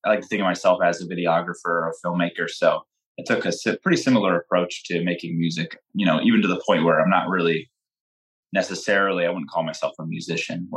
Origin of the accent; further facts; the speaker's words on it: Wilkes-Barre, Pennsylvania, United States; now in Noxen, United States; I was born and raised in Wilkes Barre